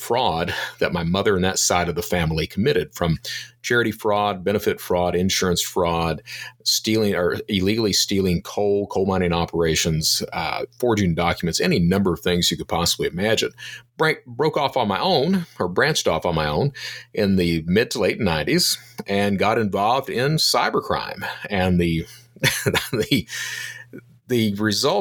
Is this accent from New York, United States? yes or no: no; Eastern Kentucky, United States; I'm from Eastern Kentucky.